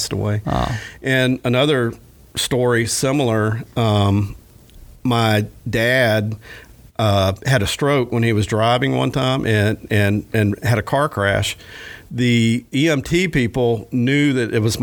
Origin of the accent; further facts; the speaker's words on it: Williston, Florida, United States; my hometown of Williston, where I grew up